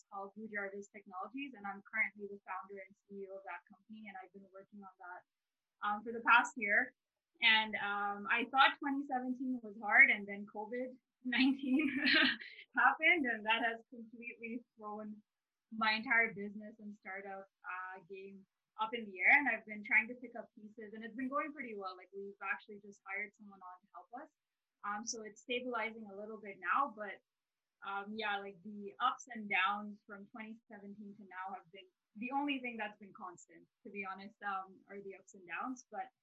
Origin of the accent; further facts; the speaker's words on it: Dubai, United Arab Emirates; now in Edmonton, Canada; I'm originally from Dubai, and I thought, you know what, I get my petroleum engineering degree and I'm going to go back and work in Dubai.